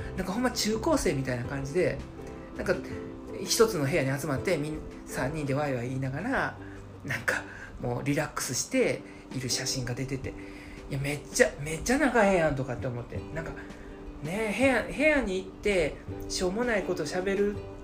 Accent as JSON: {"language": "Japanese", "region": "Hyogo", "country": "Japan", "tie": "born or raised there", "said": "私と同じ兵庫県出身"}